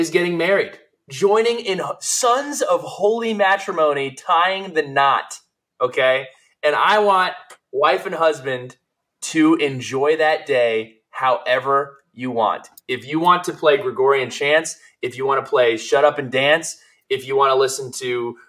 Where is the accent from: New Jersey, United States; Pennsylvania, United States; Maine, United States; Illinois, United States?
New Jersey, United States; I'm from New Jersey.